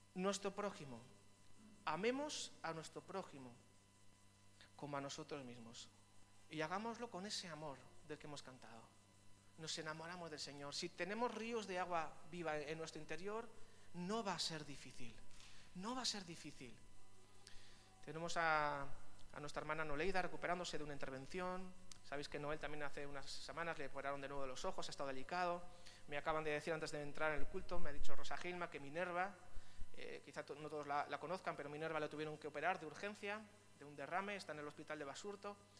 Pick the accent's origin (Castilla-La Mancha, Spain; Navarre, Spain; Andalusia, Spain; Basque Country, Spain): Basque Country, Spain; Vitoria-Gasteiz; now in Biscay, Spain; Yo me siento también un poco extranjero aquí en Vizcaya. Yo soy del sur, soy de Vitoria